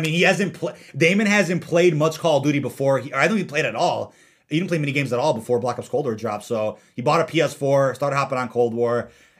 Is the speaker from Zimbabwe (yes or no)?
no; London, United Kingdom; Park messes with my head for English accent is better than mine, and I'm from London.